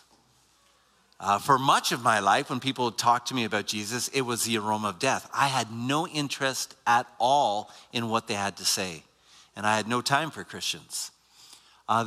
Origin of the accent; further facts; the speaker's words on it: Waterloo, Ontario, Canada; I grew up near Waterloo